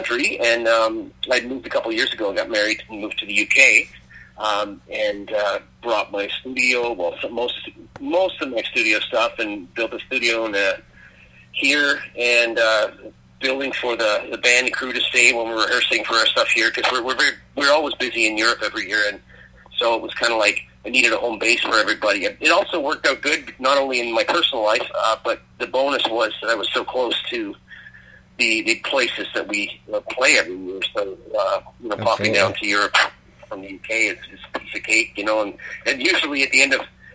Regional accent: Canada; moved away as an adult; also born or lived in my home country, Canada; now in United Kingdom; I'm a Canadian

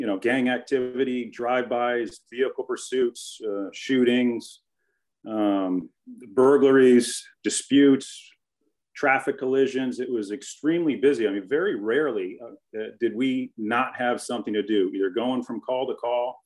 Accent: Connecticut, United States; moved away; also born or lived in Los Angeles; I grew up in Connecticut

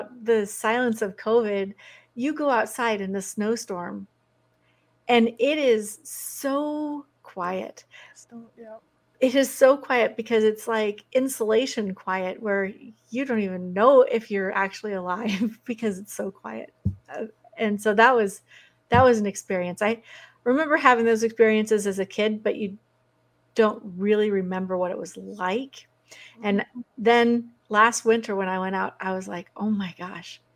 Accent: Oregon, United States; moved away as an adult; also born or lived in Big Sur, California / Washington State; I'm a West Coast girl. I grew up in Oregon

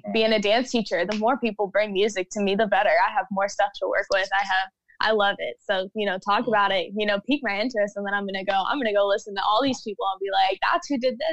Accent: Jacksonville, Florida, United States; now in Orlando, United States; I'm originally born and raised in Jacksonville, Florida

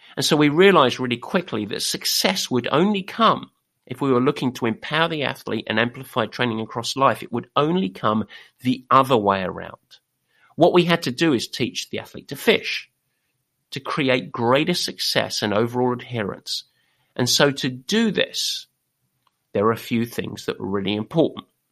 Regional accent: England, United Kingdom; We are English

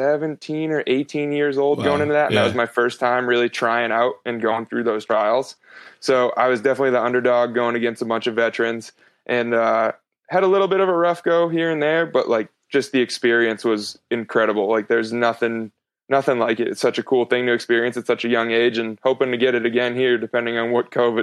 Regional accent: East Coast, United States; now in West Coast, United States; where I grew up on the East Coast.

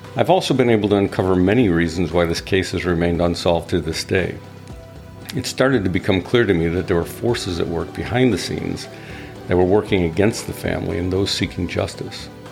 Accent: Chicago, Illinois, United States; growing up in the Chicago area

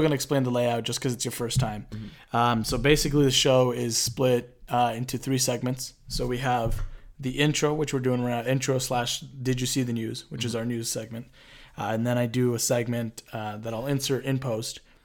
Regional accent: Jalisco, Mexico; So we're both from Jalisco, which is a state in Mexico.

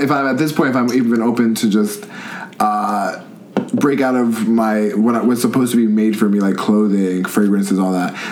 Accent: Port Chester, New York, United States; I'm from Port Chester, New York

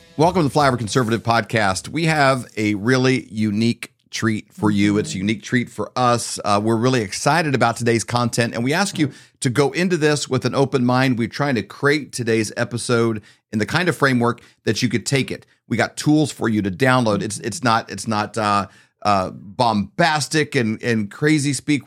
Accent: Midwest, United States; we grew up in the Midwest

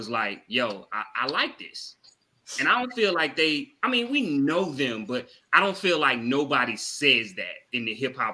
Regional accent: the South, United States; I am from the South

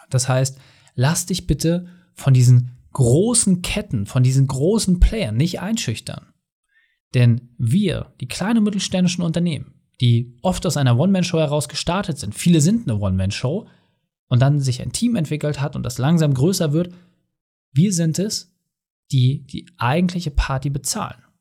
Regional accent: Mecklenburg-Vorpommern, Germany; Ich komme aus Mecklenburg-Vorpommern, bei uns gibt es ja fast keine Ballungsgebiete.

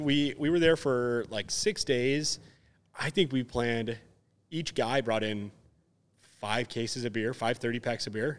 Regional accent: Wisconsin, United States; we're from Wisconsin

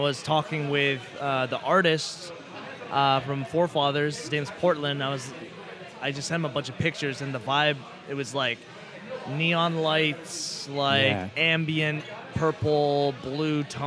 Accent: Ontario, Canada; we're Canadian

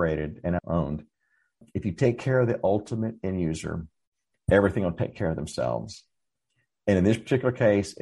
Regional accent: Dallas, Texas, United States; now in San Antonio, United States; I grew up in Dallas and I moved to San Antonio in 2008

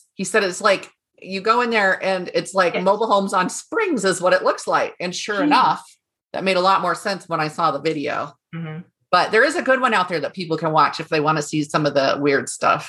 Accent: California, United States; born there; I was born in California, but he was still, and it was when I was born on Travis Air Force Base.

